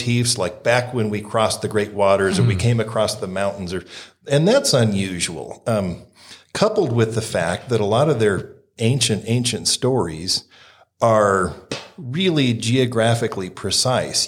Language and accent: English; Western Washington, United States; moved away as an adult; now in Idaho, United States; I grew up, did most of my growing up in Western Washington